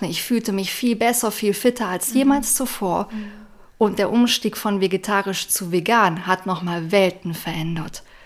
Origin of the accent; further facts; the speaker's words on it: near Aachen, North Rhine-Westphalia, Germany; Ich komme aus der Nähe von Aachen, Nordrhein-Westfalen, Deutschland